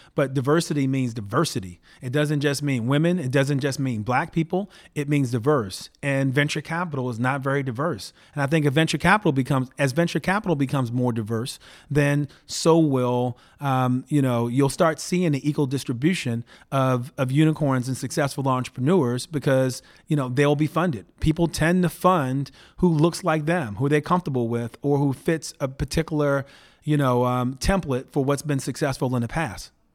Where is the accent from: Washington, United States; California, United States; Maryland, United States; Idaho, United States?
Maryland, United States; Baltimore; moved away as an adult; now in Palo Alto, United States; I went to eight different public schools growing up in and around Baltimore